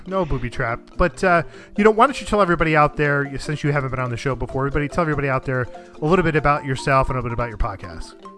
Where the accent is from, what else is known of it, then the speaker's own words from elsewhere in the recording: New Jersey, United States; I'm from North Jersey.